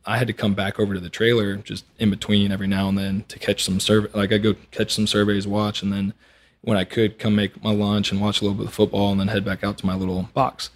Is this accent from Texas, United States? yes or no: yes; Montgomery, Texas, United States; I grew up on Lake Conroe, up in Montgomery